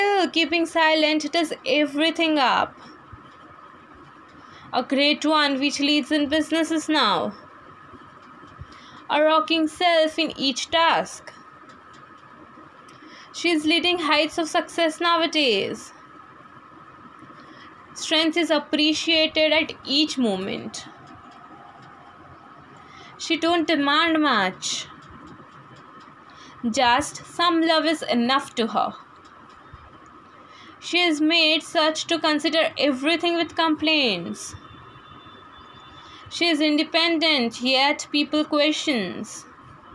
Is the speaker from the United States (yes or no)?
no; Gujarat, India; I am basically from Gujarat.